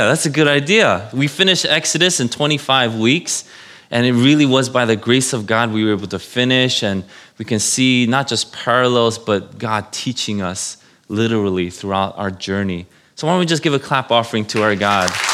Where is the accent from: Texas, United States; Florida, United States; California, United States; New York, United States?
New York, United States; New York City; I was born in New York City, if you know Saint Vincent's Hospital in Manhattan